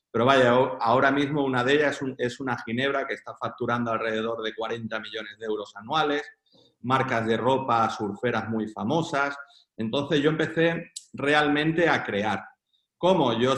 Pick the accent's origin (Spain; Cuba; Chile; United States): Spain; Girona, Catalonia; Mm, yo soy de Girona.